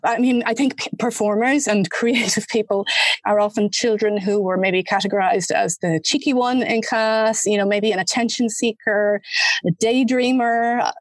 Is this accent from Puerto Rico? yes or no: no; Ireland; also born or lived in Germany; as an Irish person